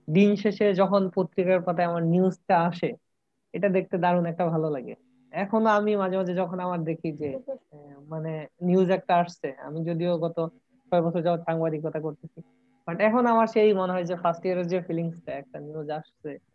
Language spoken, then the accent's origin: Bangla; Sarishabari, Mymensingh Division, Bangladesh; moved away as an adult; now in Sylhet, Bangladesh; আমি জামালপুরে সরিষাবাড়ি থেকে আসছি